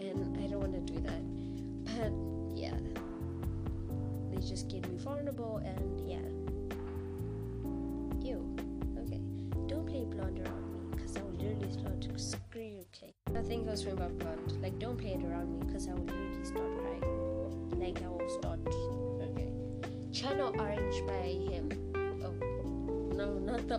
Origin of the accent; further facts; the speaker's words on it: South Africa; I was born in South Africa